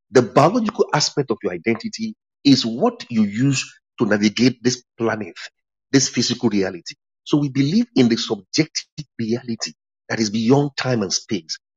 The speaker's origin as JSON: {"language": "English", "region": "England", "country": "United Kingdom", "said": "by virtue of nationality, nationality, I'm I'm British, but I'm also English."}